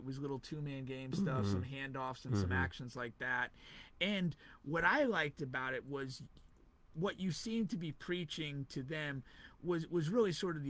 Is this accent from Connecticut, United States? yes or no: yes; Connecticut, United States; also born or lived in Central Florida; now in Florida, United States; I'm originally from Connecticut.